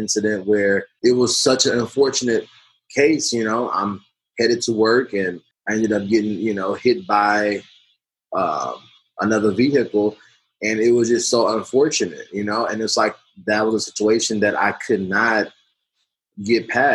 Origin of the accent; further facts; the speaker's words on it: United States; myself included as an American